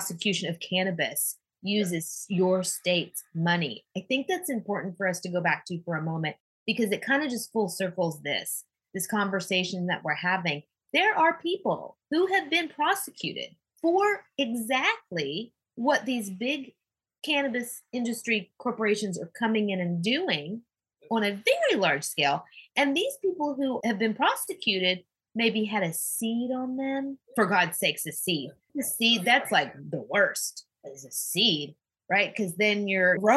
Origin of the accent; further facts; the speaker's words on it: Oklahoma, United States; I grew up in Oklahoma